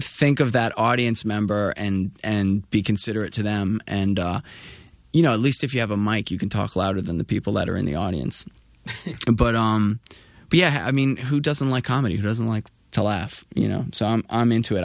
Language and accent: English; New York City, New York, United States; I was coming from Queens and, um, from, uh, at that time I was living in Astoria with my mom